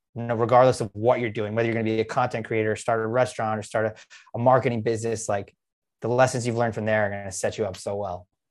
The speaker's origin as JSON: {"language": "English", "region": "New York", "country": "United States", "moved": "yes", "said": "I'm from New York"}